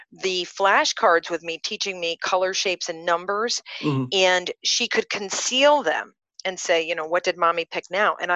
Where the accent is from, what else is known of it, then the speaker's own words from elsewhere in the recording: Rotterdam, South Holland, Netherlands; I'm the youngest of three, and I'm born and raised in Rotterdam, and come from a very conservative, regular family.